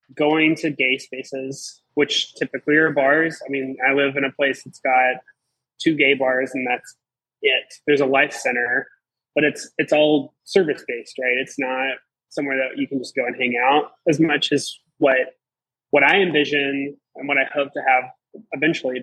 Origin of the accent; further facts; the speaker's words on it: Southeastern Virginia, United States; moved away as an adult; I'm from Southeastern Virginia. I moved here for a job in June